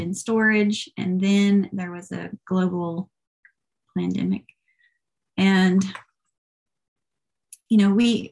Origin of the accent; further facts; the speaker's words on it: Tennessee, United States; moved away as an adult; now in California, United States; I'm from Tennessee